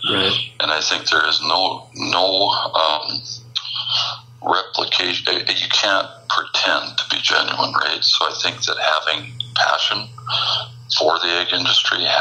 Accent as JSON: {"language": "English", "region": "Midwest", "country": "United States", "tie": "born or raised there", "said": "growing up in the Midwest"}